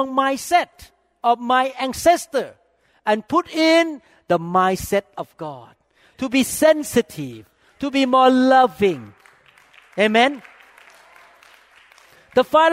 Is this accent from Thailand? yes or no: yes; Thailand; moved away; I grew up in the Thai Chinese culture.